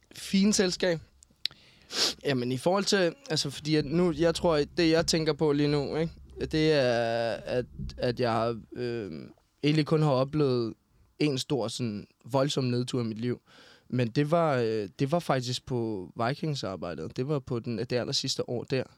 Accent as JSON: {"language": "Danish", "country": "Denmark", "tie": "born or raised there", "also_born_or_lived": "Copenhagen", "moved": "as an adult", "said": "hvor jeg kommer fra, så skal man, så skal man jo starte tilbage i Skelskør i Vestjylland"}